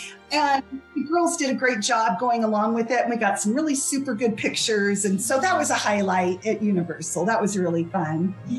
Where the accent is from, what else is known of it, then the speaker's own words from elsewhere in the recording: Boise, Idaho, United States; Boise, Idaho.